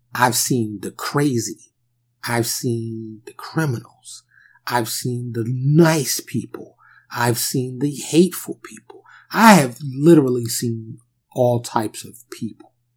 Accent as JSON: {"language": "English", "town": "New York City", "region": "New York", "country": "United States", "tie": "born or raised there", "said": "I grew up in New York City and the projects, they're like little cities"}